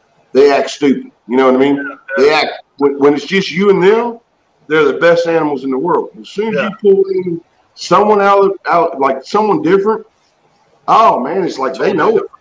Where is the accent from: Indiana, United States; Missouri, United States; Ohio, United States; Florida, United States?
Indiana, United States; now in Kentucky, United States; I grew up in Indiana, but we're in Kentucky